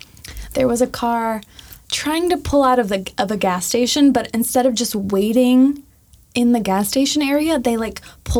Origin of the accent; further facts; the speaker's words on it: Midwest, United States; now in Los Angeles, United States; growing up in the Midwest